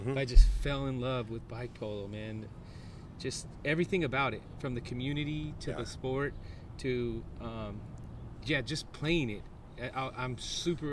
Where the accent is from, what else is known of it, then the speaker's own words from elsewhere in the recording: Fresno, California, United States; I'm a proud Fresnan. Born and raised here in the city